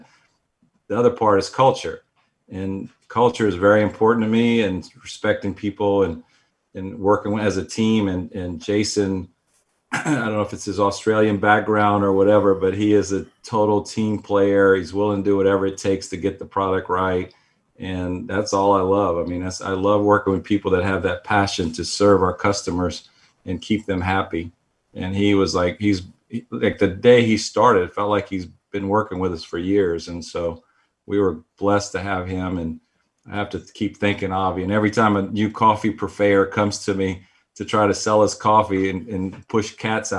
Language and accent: English; Texas, United States; we're from Texas